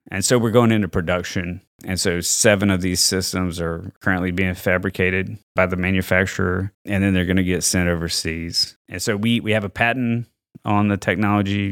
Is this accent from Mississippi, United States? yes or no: yes; Mississippi, United States; moved away as an adult; also born or lived in Virginia; I'm from Mississippi